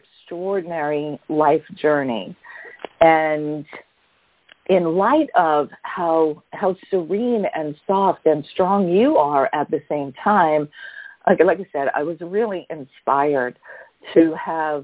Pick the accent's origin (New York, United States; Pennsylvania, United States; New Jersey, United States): New York, United States; New York City; we were raised by the same mom and dad growing up in Brooklyn, New York